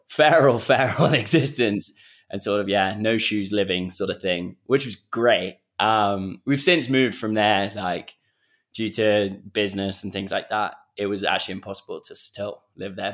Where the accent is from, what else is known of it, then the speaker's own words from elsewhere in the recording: Kenya; I grew up on a, on the edge of this conservancy